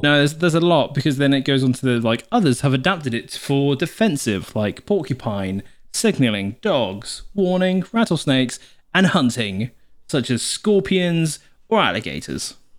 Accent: South Wales, United Kingdom; moved away; if you imagine a triangle, we are the bottom left of the triangle in South, where we came from

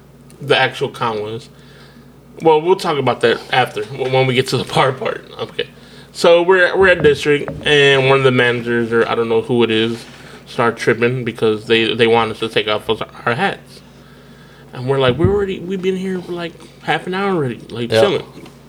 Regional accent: Rockford, Illinois, United States; us being Hispanic, you know what I'm saying, and growing up in Rockford, we have two different visions of what we think a party should be.

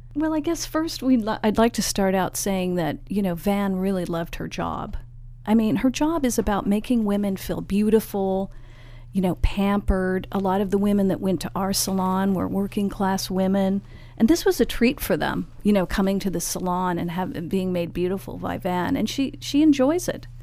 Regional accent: San Francisco, California, United States; We're both from San Francisco

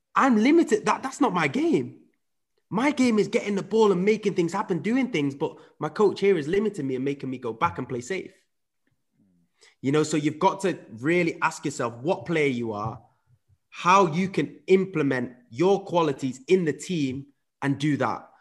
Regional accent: England, United Kingdom; also born or lived in Netherlands / Huddersfield; I grew up in England, so at five, I moved over to, to, to the U K, uh, where my dad then moved to Huddersfield

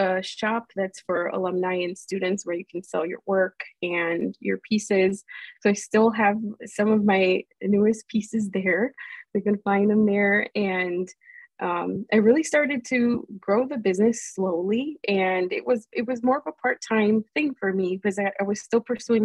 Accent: Melrose Park, Illinois, United States; I really spent most of my life in Melrose Park in Illinois, which is a suburb outside of Chicago

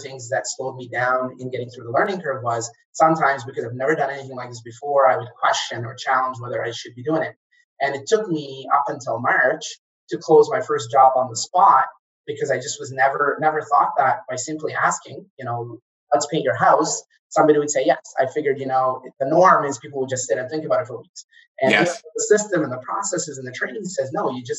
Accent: Kuwait; moved away as an adult; also born or lived in Egypt; now in Canada; I'm originally from Egypt, but I grew up in Kuwait

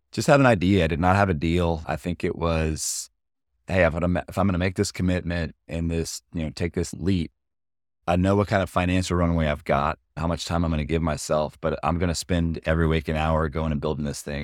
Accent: Austin, Texas, United States; we're both born and raised in Austin

